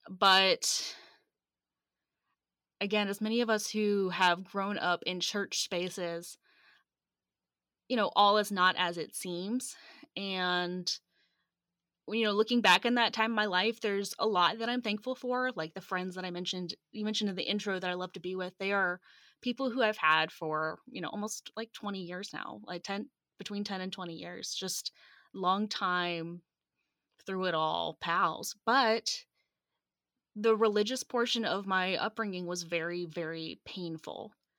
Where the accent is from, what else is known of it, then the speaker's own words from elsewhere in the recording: Atlanta, Georgia, United States; And so I grew up in Metro Atlanta, and I was, you know, the perfect church kid